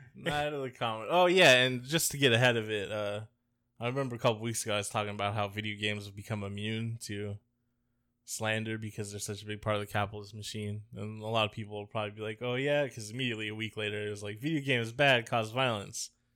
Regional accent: Tampa, Florida, United States; I grew up in Tampa

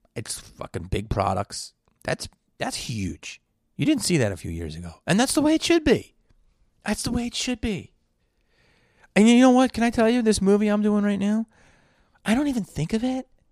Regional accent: Philadelphia, Pennsylvania, United States; growing up in Philly

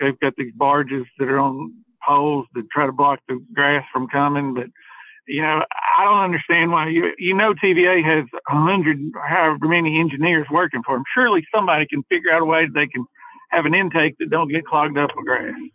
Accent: Hartselle, Alabama, United States; I grew up in in Hartford, which is 15 minutes from Wheeler and Decatur, and you know, so I've I fished wheeler my entire life.

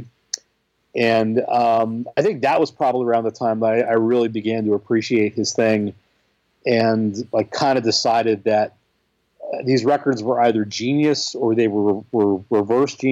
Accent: Boston, Massachusetts, United States; I grew up in the Boston area.

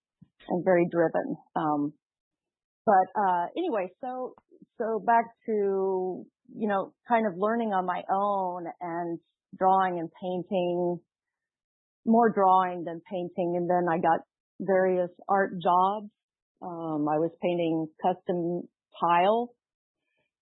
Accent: Dallas, Texas, United States; growing up in Texas, I grew up in Dallas

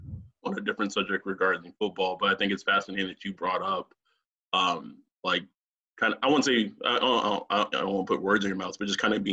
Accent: Texas, United States; moved away as an adult; now in California, United States; I was born and raised in Texas.

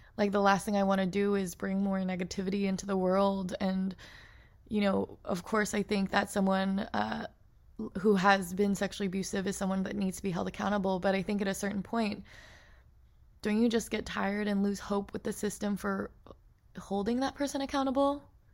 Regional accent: Portland, Oregon, United States; growing up in Portland, Oregon

